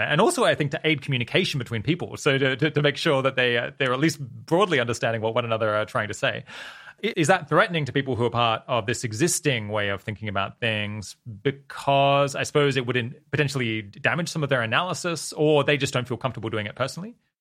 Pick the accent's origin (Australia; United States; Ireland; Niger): Australia; I'm Australian